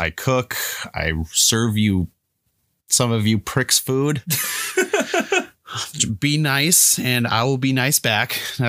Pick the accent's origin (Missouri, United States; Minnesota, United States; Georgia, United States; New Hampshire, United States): Minnesota, United States; Twin Cities; also born or lived in Fridley / Champlin; I was actually born in Fridley, but I moved around throughout the Twin Cities, Brooklyn Park, Brooklyn Center, Chaska, Crystal, Champlin, Dayton, Anoka, etc.